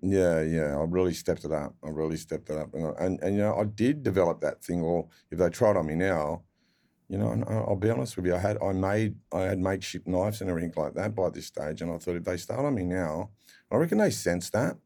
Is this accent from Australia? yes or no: yes; Sydney, New South Wales, Australia; I'd grow up in Mount Druitt